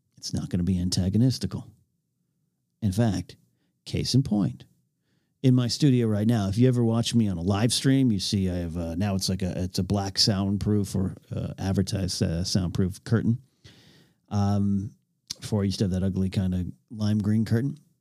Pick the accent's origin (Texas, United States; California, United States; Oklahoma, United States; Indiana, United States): California, United States; north of Los Angeles via the 101; moved away as an adult; now in Los Angeles, United States; I had to head home from L A up to my hometown